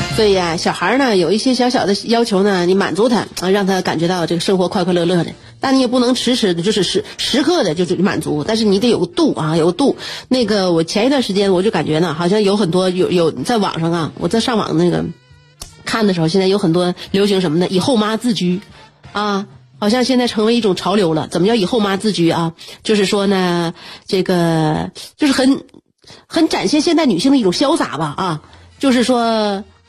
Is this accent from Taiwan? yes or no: no; northern China, China; 我们作为北方人呐